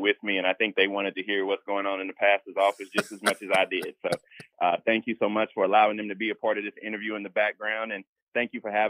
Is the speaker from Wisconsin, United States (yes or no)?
no; Denmark, South Carolina, United States; My hometown is 3 stoplights and a blinking light. And we're home to 2 HBCUs, Voorhees College and Denmark Technical College.